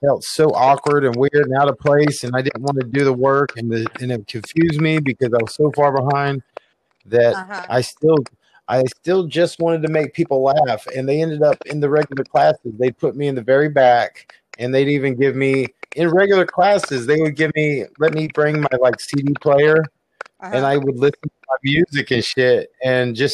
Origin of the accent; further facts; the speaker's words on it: Jacksonville, Florida, United States; I grew up in Jacksonville, Florida, which is, it's the hood